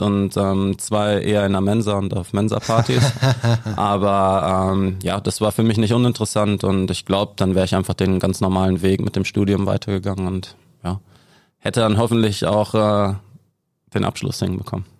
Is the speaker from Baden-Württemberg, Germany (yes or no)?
no; Ennepetal, North Rhine-Westphalia, Germany; also born or lived in Gelsenkirchen; ich bin aus Ennepetal dann nach Schalke gewechselt